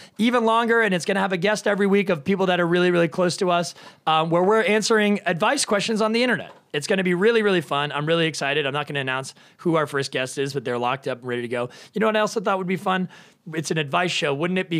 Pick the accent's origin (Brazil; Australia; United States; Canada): Canada; I'm Canadian. I should know this. I'm French Canadian